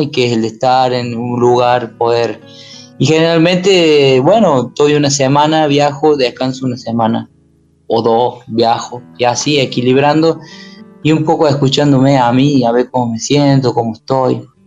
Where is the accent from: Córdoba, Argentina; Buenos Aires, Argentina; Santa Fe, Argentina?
Córdoba, Argentina; also born or lived in Paravachasca valley, Córdoba; Soy de acá, soy de este pequeño pueblo donde la gente todavía anda eh, eh, caminando